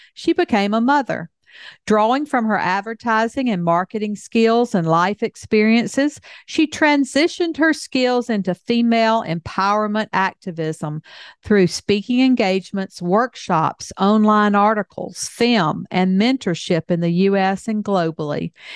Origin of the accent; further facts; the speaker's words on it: the South, United States; I grew up in the South